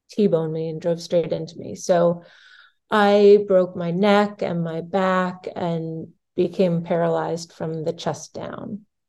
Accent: Massachusetts, United States; I grew up in Massachusetts

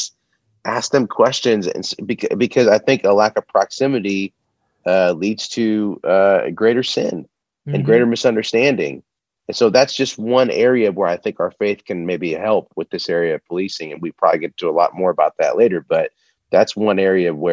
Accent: United States; as an American

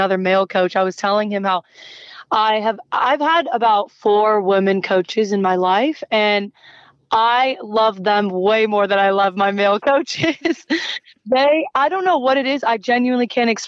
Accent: United States; also born or lived in Palestine; now in Australia; I'm actually a Palestinian first and then I'm American

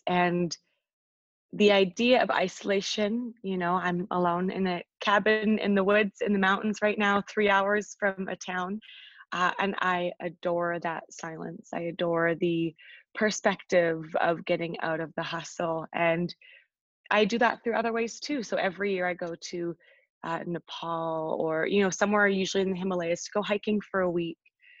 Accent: England, United Kingdom; now in Canada; So I moved from England to this really adorable farming town, which I absolutely love.

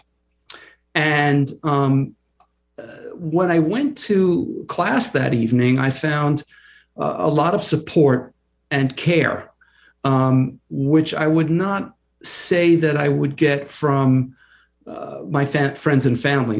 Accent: Long Island, New York, United States; I grew up on Long Island, in a middle-class family

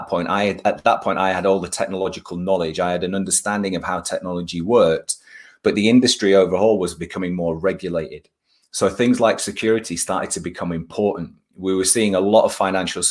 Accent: Bradford, Yorkshire and the Humber, United Kingdom; I'm a Yorkshire boy. So I was born in Bradford. And I've been living in Yorkshire on and off for a number of years. But yeah, I was born in Bradford, and I went to school in Bradford.

